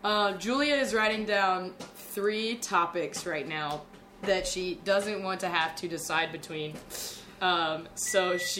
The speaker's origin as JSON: {"language": "English", "region": "the South", "country": "United States", "said": "As someone from the South"}